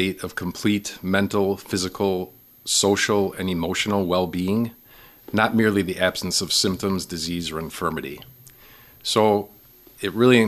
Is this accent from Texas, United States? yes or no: no; Milwaukee, Wisconsin, United States; moved away as an adult; also born or lived in Waukesha / Brookfield; now in Wausau, United States; I am from the Milwaukee area, born and raised in Milwaukee